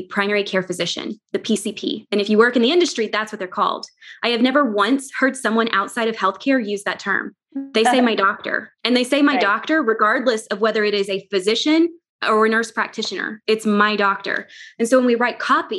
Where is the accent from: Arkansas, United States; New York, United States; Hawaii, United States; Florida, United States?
Arkansas, United States; near Hot Springs; I grew up down near Hot Springs